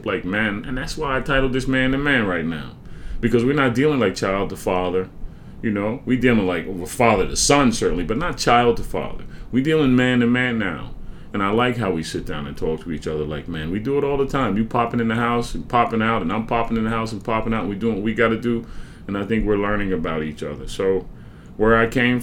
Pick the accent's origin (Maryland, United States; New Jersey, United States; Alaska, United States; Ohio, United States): New Jersey, United States; Franklin Township; I'm from Somerset County, or Franklin Township, as it were. My high school is Franklin High School